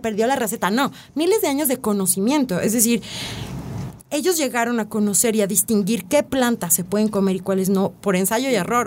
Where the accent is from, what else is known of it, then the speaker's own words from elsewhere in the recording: Mexico; como mexicanos